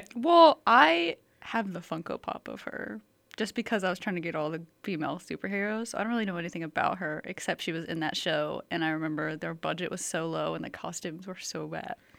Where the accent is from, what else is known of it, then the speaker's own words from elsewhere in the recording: Atlanta, Georgia, United States; I'm from Atlanta